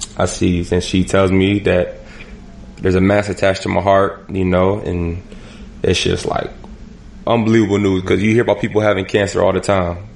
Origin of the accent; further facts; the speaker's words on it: Erie, Pennsylvania, United States; I'm from Erie, Pennsylvania